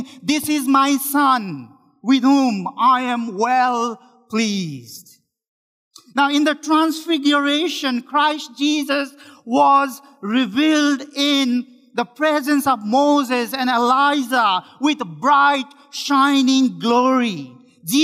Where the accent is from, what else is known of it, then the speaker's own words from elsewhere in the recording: Nepal; moved away as an adult; now in Richmond, Canada; I am one of the pastors in Richmond Baptist Church, and I am from Nepal